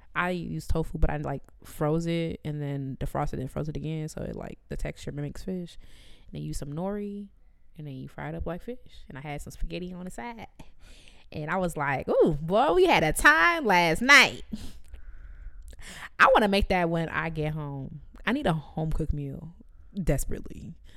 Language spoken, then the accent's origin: English; Jamaica; me as a Jamaican